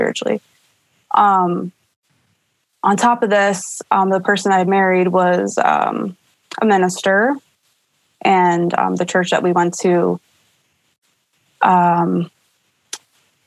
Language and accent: English; Pennsylvania, United States; Drove back to, my home state of Pennsylvania.